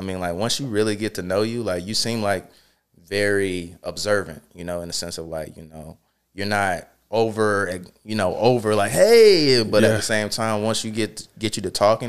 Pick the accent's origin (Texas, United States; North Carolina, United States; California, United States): North Carolina, United States; Charlotte; Yeah, I'm from Charlotte.